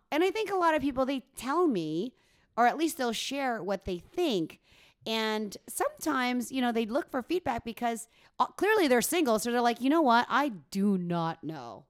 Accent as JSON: {"language": "English", "country": "Philippines", "tie": "born or raised there", "moved": "yes", "lives_now": "Canada", "said": "Filipino Canadian, but I, born in the Philippines"}